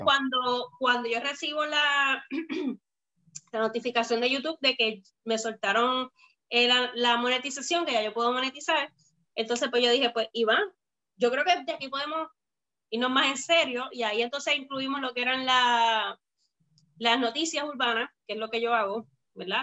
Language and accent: Spanish; Bayamón, Puerto Rico; also born or lived in Florida; soy de Puerto Rico, de Bayamón